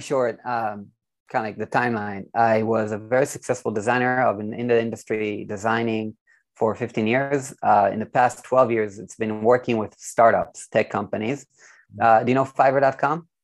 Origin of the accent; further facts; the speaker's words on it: Israel; I'm from Israel, by the way, so um, born and raised